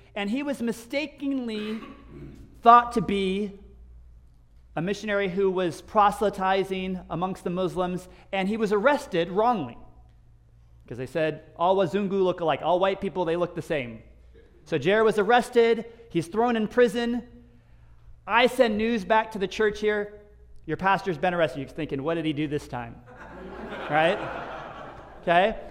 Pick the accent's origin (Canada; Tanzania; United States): United States; moved away; as an American